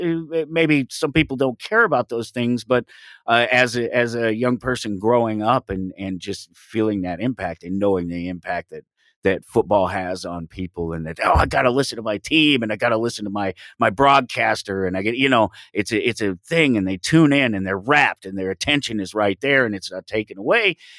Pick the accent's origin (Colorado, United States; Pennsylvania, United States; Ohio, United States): Colorado, United States; Denver; I grew up in Denver, Colorado, um, on the streets, single parent